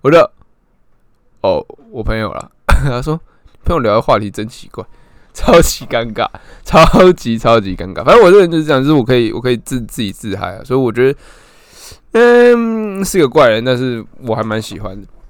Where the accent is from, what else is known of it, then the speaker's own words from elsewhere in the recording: Keelung, Taiwan; also born or lived in Taipei; 我原本在台北念书，然后我就在台北租房这样，那我之后回来基隆以后